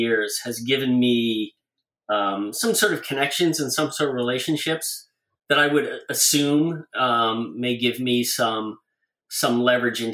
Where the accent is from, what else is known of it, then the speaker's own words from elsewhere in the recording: Toronto, Ontario, Canada; Canadian storyboard artist, born and raised in Toronto.